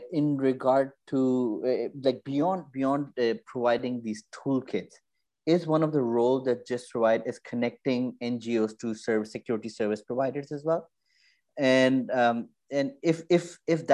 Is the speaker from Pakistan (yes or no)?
yes; Pakistan; I grew up in Pakistan